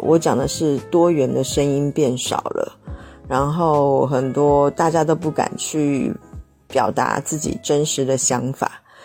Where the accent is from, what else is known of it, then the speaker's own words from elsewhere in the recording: southern China, China; also born or lived in Shenzhen; 我是南方人，就是一直对于面试的接触非常非常地少